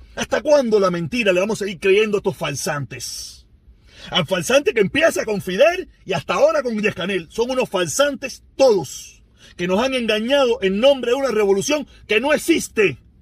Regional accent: Cuba; Los cubanos somos cubanos. Somos cubanos

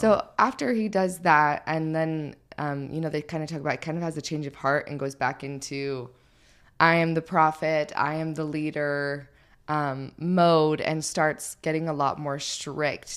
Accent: St. George, Utah, United States; I grew up in Saint George

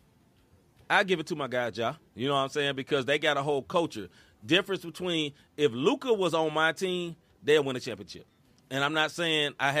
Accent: Memphis, Tennessee, United States; I'm originally from Memphis. So I'm Memphis-centric

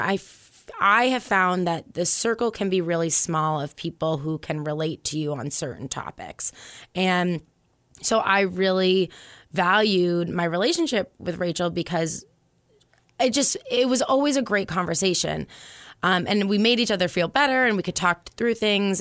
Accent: Concord, New Hampshire, United States; also born or lived in Boston; I'm from Concord. I grew up here

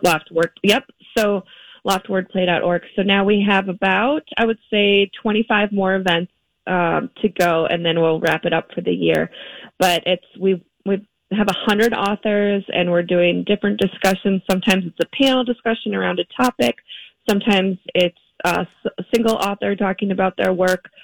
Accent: Minneapolis, Minnesota, United States; I'm from Minneapolis

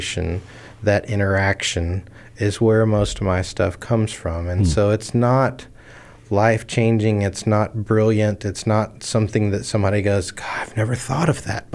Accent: Texas, United States; also born or lived in Houston, Texas / Memphis, Tennessee; this is me growing up in Texas

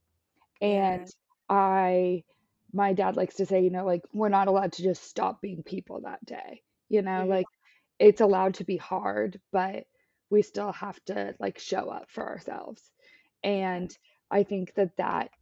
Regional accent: Washington, United States; now in San Diego, United States; I'm from Washington, so honestly, rain feels like home

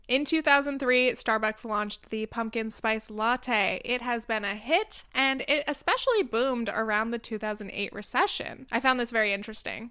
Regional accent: Southern California, United States; moved away as an adult; also born or lived in New York; I grew up in Southern California, a place with basically two seasons, hot or slightly chilly.

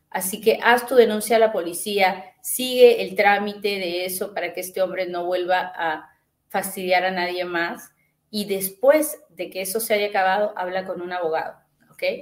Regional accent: Guatemala; Quiero saber qué beneficios tiene uno como guatemalteco.

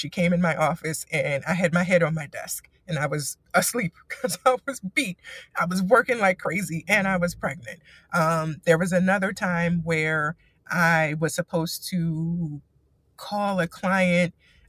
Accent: East Coast, United States; the culture here is crazy to me because I'm from the East Coast.

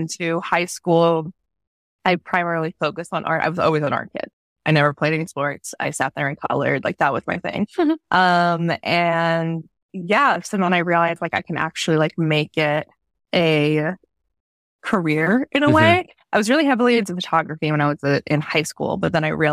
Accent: New York, United States; I grew up in New York and I was never allowed to go to Times Square.

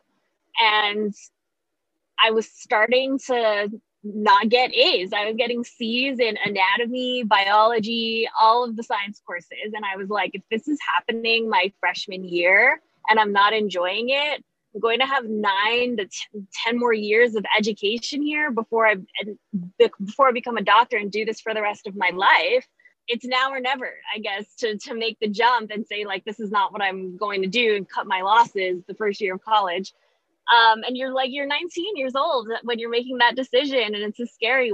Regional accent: Guam; moved away as an adult; also born or lived in New York; now in San Antonio, United States; I'm originally from Guam, moved to New York in 2014

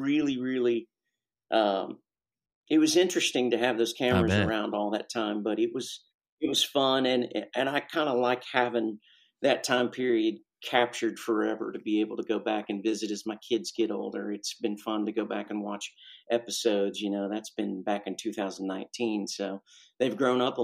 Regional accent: Ohio, United States; I grew up in Ohio in the Midwest

